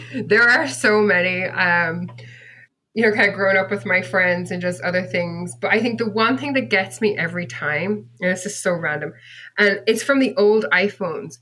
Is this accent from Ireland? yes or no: yes; Bennettsbridge, Leinster, Ireland; moved away as an adult; also born or lived in United Kingdom; now in California, United States; I grew up in a tiny, tiny village um, in the southern part of Ireland called Bennett's Bridge, which is in County Kilkenny